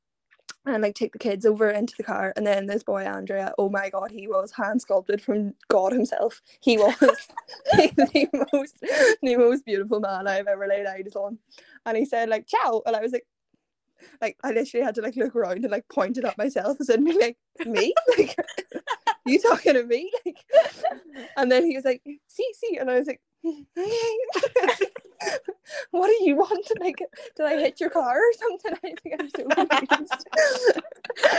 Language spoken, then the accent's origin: English; Ireland; also born or lived in Verona; I am from Ireland